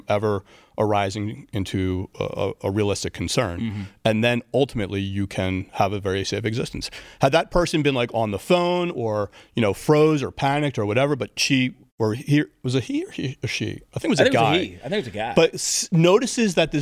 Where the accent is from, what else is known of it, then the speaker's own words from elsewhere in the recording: Philadelphia, Pennsylvania, United States; I grew up in Philly